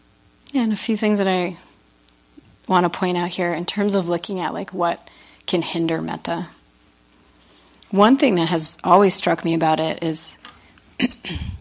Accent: New England, United States; I'm from New England

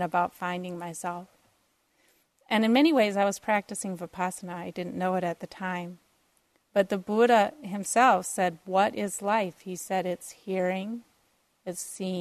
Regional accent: Minneapolis, Minnesota, United States; I grew up in Minneapolis, so north of Minneapolis

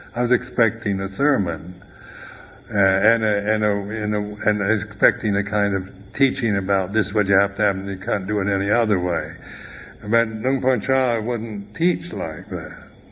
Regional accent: United States; moved away; also born or lived in Thailand; I'm an American

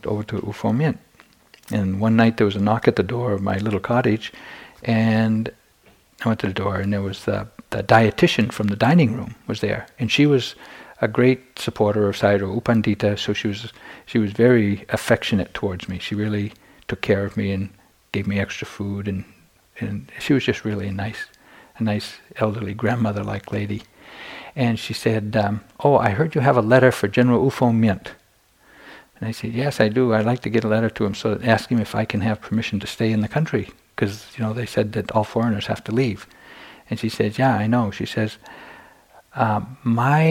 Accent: United States; moved away as an adult; also born or lived in Myanmar; I'm an American monk

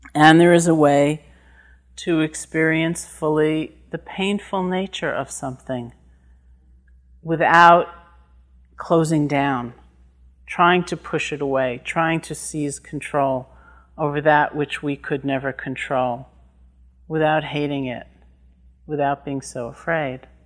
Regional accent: New York, United States; I'm from New York

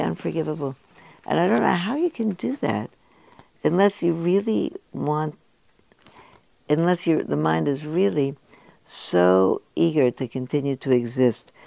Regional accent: United States; I was born in the United States.

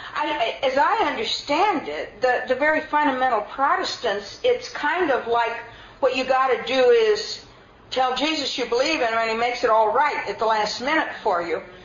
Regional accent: United States; I'm an American

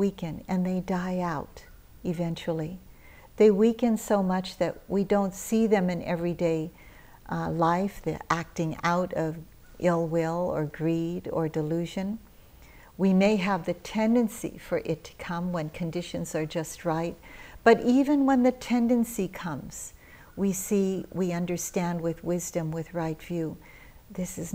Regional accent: United States; also born or lived in Philippines; I had just arrived from living in the Philippines, where I was born. And I was raised in America

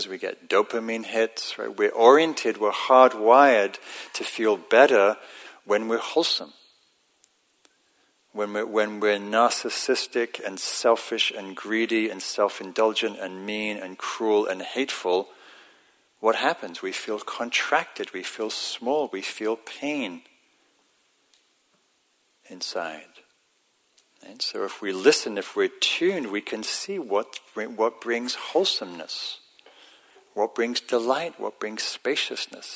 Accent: England, United Kingdom; it's part of my identity as an English person

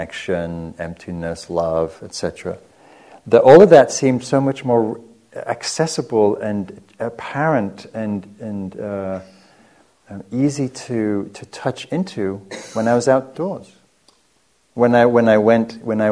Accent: England, United Kingdom; moved away as an adult; also born or lived in Marin County, California; now in United States; so I'm from England. I came over here in the early 90s

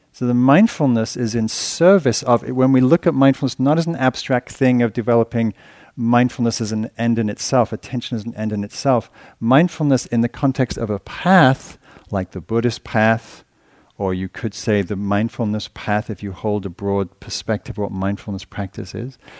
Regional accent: England, United Kingdom; moved away; being English

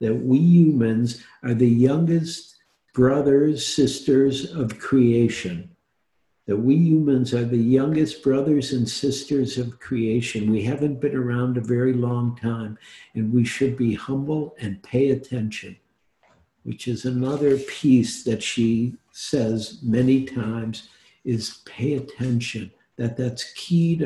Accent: Detroit, Michigan, United States; also born or lived in New York / Oregon; now in San Francisco, United States; I grew up in Detroit

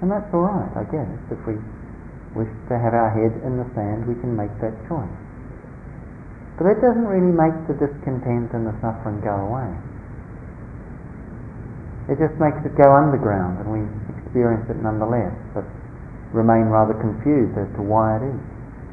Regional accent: New Zealand; growing up in New Zealand in a small, very conservative country town

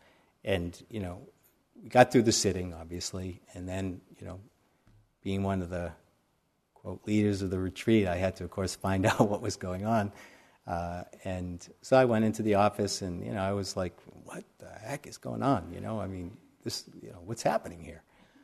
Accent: New York, United States; I came from the city, I came from New York

